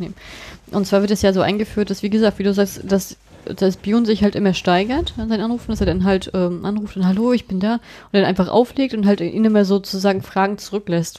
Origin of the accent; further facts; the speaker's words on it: Germany; bei uns in Deutschland